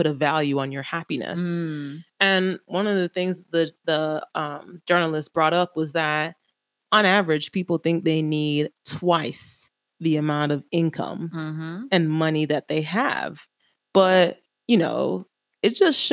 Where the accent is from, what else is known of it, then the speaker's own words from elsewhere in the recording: Miami, Florida, United States; moved away as an adult; now in London, United Kingdom; growing up in Miami